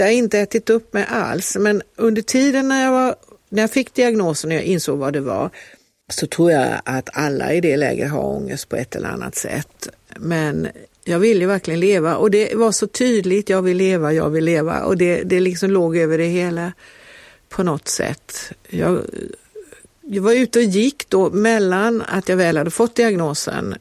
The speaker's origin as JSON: {"language": "Swedish", "town": "Kalmar", "region": "Kalmar County", "country": "Sweden", "tie": "born or raised there", "moved": "yes", "lives_now": "Lund, Sweden", "said": "när vi växte upp i Kalmar"}